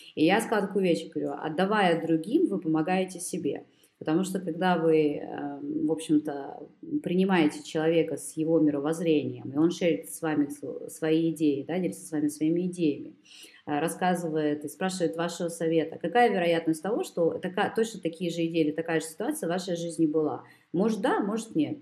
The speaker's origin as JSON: {"language": "Russian", "region": "Kyiv", "country": "Ukraine", "tie": "born or raised there", "moved": "yes", "lives_now": "Germany", "said": "я родом из Киева"}